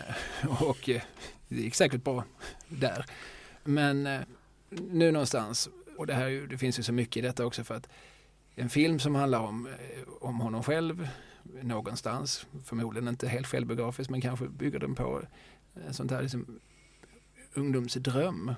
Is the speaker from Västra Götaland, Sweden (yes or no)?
no; Skåne, Sweden; som skåning